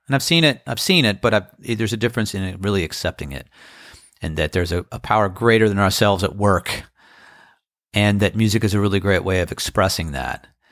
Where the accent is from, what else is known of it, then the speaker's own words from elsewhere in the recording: Annapolis, Maryland, United States; now in Outer Banks, United States; It's my hometown.